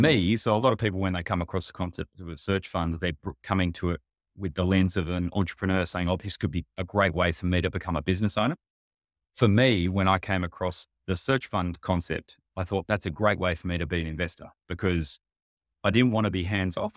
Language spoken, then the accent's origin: English; Sydney, New South Wales, Australia; I grew up in Sydney o, on the beaches here